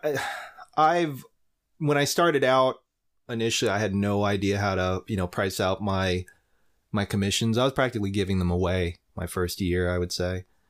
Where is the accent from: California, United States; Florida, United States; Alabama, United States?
Florida, United States; Lakeland; back in my hometown in Lakeland, uh, Florida